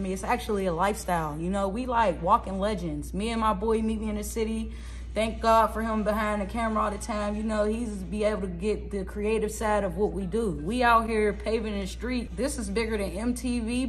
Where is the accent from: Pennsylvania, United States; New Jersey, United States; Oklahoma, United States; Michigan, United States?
Pennsylvania, United States; Pittsburgh; Originally, I'm from Pittsburgh, Pennsylvania. I'm from the city of Pittsburgh. I'm from the streets of the Hill